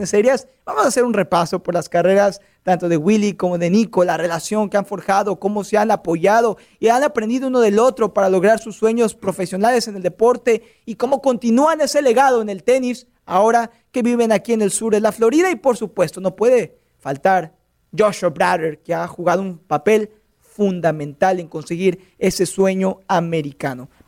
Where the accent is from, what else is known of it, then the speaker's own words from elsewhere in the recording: Mexico; Se de una cuenta que soy mexicano